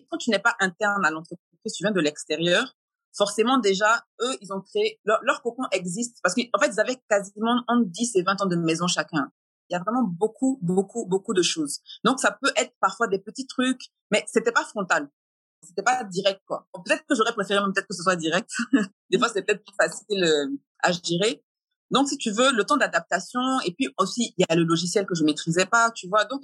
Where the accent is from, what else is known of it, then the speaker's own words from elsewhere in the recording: France; moved away; Donc je venais de l'étranger, donc je venais de France et en plus je suis métisse.